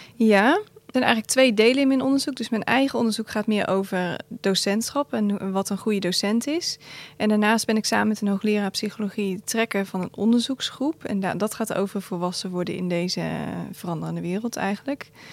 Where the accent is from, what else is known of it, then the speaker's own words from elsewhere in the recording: Gouda, South Holland, Netherlands; Kom uit Gouda